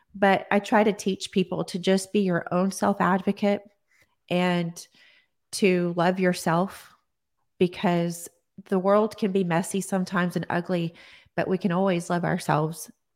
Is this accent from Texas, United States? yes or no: yes; Odessa, Texas, United States; now in Austin, United States; I am from Texas, Odessa, Texas, and I have lived here in Austin, Texas now